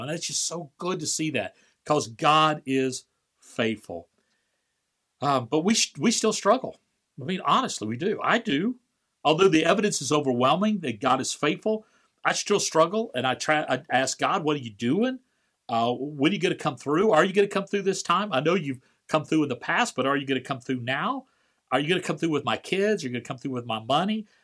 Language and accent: English; Valparaiso, Florida, United States; my hometown of Valparaiso, Florida